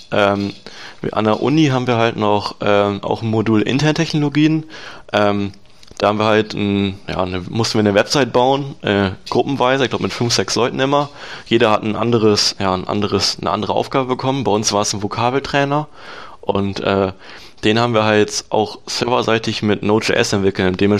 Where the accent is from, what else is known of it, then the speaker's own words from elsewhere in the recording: Lower Saxony, Germany; ich komme ja aus der Gegend Lastrup-Löning da in der, also der Ort, wo ich wohne, heißt Norwegen. Äh, sehr kleiner Ort.